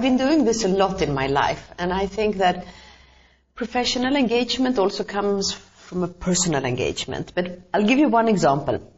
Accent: Stockholm, Stockholm County, Sweden; moved away as an adult; now in Albania; I was growing up in Stockholm, in Sweden, in the 70s

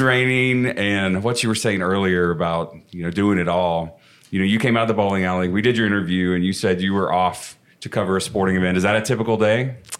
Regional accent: Houston, Texas, United States; I was on the news as a kid in a toy store in Houston

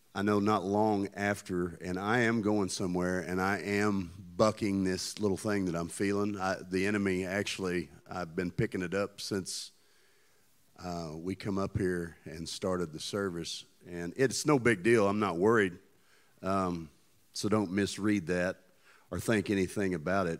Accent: Tennessee, United States; I come from Tennessee

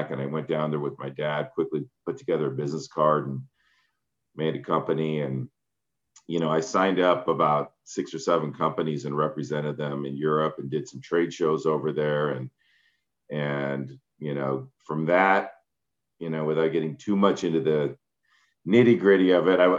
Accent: San Jose, California, United States; born there; also born or lived in Netherlands / Iran; I was born in San Jose. We moved to Holland for a few years, then Iran. Um, I went to first grade there, moved back here.

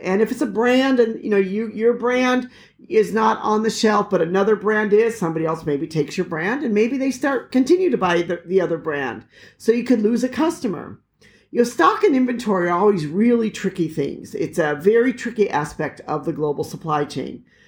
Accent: United States; moved away; as an American

